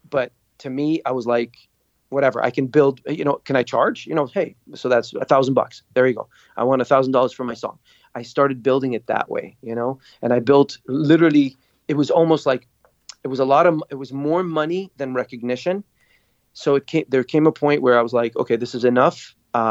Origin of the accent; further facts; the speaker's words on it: Dubai, United Arab Emirates; moved away as an adult; also born or lived in Beirut, Lebanon / Montreal, Canada; We fled to Dubai. My dad got a job. His brother hooked him up something. And we stayed there till I graduated high school